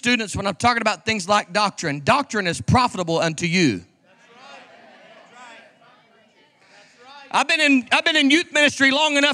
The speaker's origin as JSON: {"language": "English", "region": "Oklahoma", "country": "United States", "said": "We're from Oklahoma, so sometimes people just fight."}